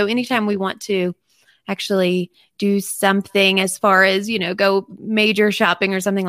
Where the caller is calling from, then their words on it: Montana, United States; I'm actually in Montana.